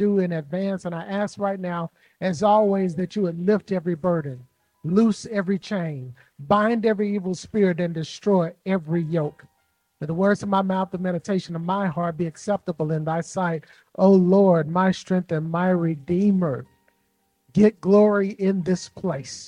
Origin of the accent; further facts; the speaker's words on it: Jackson, Mississippi, United States; moved away as an adult; now in Chicago, United States; I've been in Chicago 10 years, but I'm originally from Jackson, Mississippi